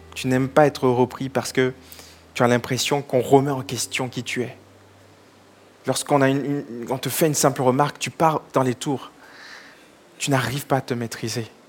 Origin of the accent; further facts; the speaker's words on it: Togo; Je suis originaire du Togo, mes parents sont, du Togo